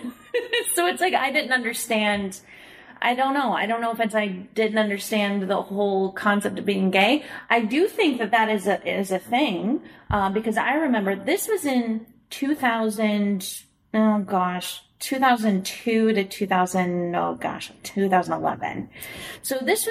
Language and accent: English; Springfield, Illinois, United States; moved away; also born or lived in Chicago; I'm from Springfield, Illinois